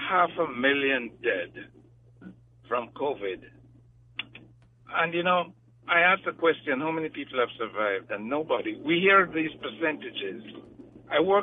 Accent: Jamaica; now in United States; I'm from Jamaica

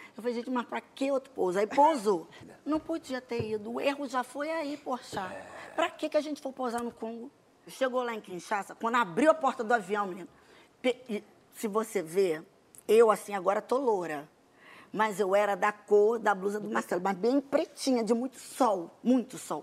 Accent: Brazil; A gente é brasileiro

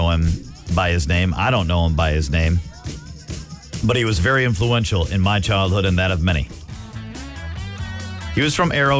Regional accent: Milwaukee, Wisconsin, United States; He would always bring us tickets growing up in Milwaukee.

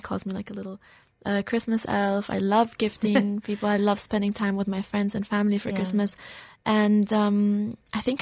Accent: Dubai, United Arab Emirates; also born or lived in Slovenia; I'm half Slovenian, half German. But I'm not born, but raised in here in Dubai.

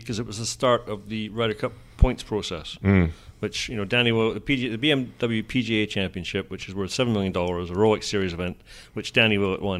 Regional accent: Scotland, United Kingdom

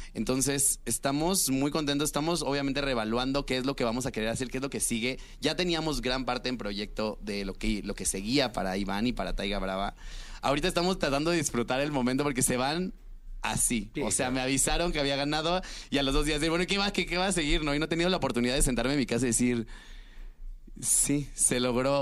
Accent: Cancún, Quintana Roo, Mexico; yo soy de Cancún

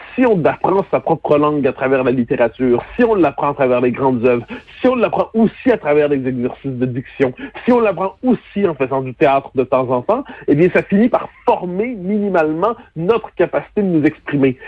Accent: Quebec, Canada; notre accent, non pas nos propres mots

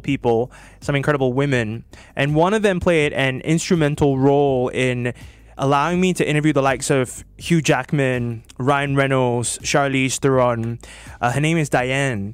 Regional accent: Singapore; my experience as a Singaporean

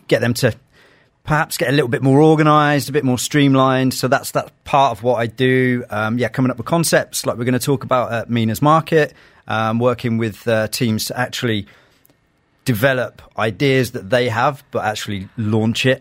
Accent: London, United Kingdom; now in Dubai, United Arab Emirates; with me growing up in London, a lot of my a lot of my years in London

